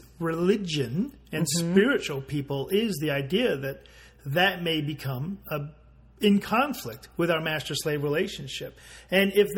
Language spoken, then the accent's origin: English; Australia; accent: Australian; moved away; my Australian accent